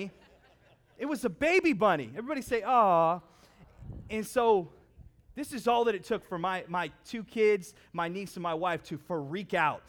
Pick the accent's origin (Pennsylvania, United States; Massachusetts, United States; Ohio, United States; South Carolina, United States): Ohio, United States; Howland; I grew up in Howland, so not necessarily known for wilderness material